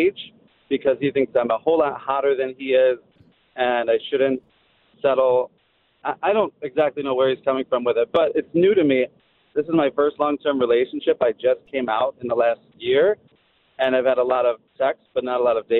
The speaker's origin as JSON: {"language": "English", "town": "Flint", "region": "Michigan", "country": "United States", "said": "I'm from Flint, Michigan"}